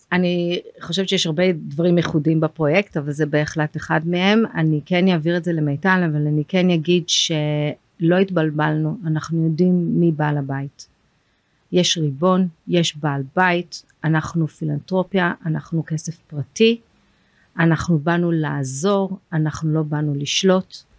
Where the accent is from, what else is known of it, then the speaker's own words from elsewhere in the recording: London, United Kingdom; now in Israel; אני למדתי בלונדון, אני גדלתי באנגליה, עברנו לשם